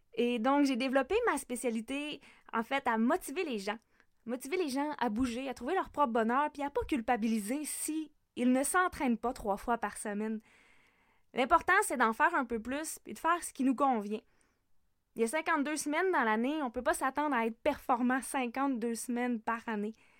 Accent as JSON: {"language": "French", "area": "Lac Saint-Jean", "region": "Quebec", "country": "Canada", "tie": "born or raised there", "also_born_or_lived": "Sherbrooke, Canada / Montreal, Canada", "said": "je suis une femme du lac Saint-Jean."}